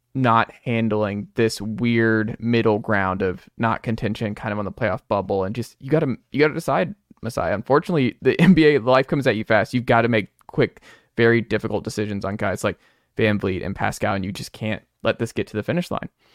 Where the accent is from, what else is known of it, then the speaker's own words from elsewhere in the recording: Atlanta, Georgia, United States; I'm from Atlanta and we had the nineteen ninety-six Olympics